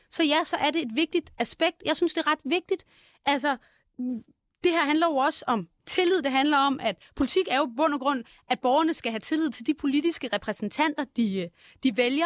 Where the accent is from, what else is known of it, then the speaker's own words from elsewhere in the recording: Viby, Zealand, Denmark; Jeg er fra Viby, som ligger 14 øh, km fra Roskilde